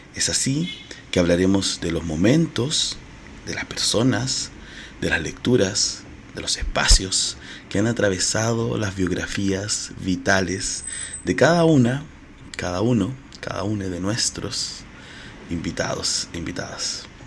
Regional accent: Chile; Soy chileno, marica y mediador cultural

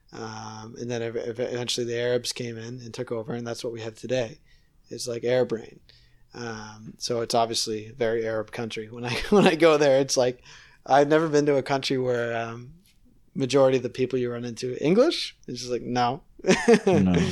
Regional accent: Nova Scotia, Canada; now in Toronto, Canada; I'm from Nova Scotia

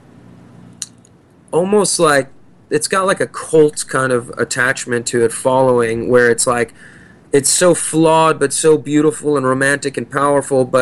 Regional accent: New Jersey, United States; also born or lived in New York City; I grew up in New Jersey, right there in the very town we're back living in now

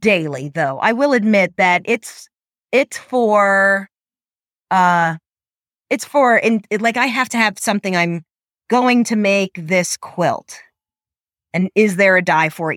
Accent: New York, United States; moved away; I'm from New York originally

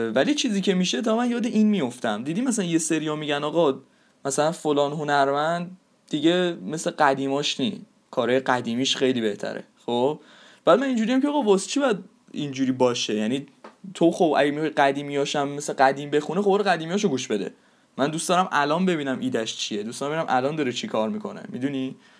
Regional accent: Iran

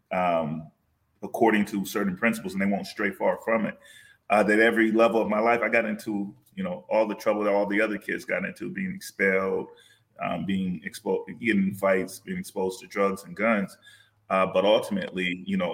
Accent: Los Angeles, California, United States; moved away; I was raised in South Central Los Angeles

